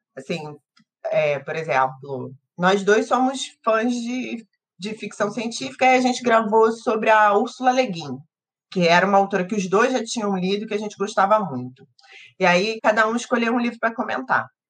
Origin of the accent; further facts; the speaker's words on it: Rio de Janeiro, Brazil; Eu e o Orlando somos cariocas